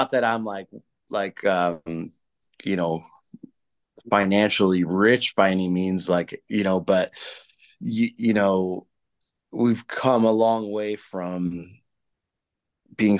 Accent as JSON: {"language": "English", "country": "United States", "tie": "born or raised there", "moved": "as an adult", "lives_now": "England", "said": "growing up in the States, and like, I still hear it back home."}